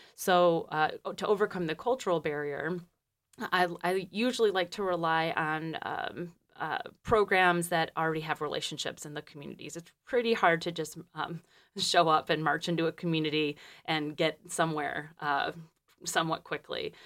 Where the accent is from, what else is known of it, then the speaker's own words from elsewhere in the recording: Detroit, Michigan, United States; moved away as an adult; also born or lived in Peru; I'm from Michigan originally. I'm from, um, Detroit.